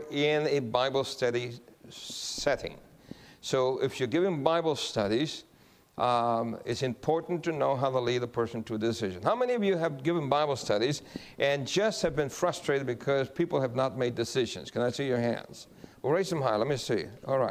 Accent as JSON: {"language": "English", "country": "Guam", "said": "I'm from Guam also."}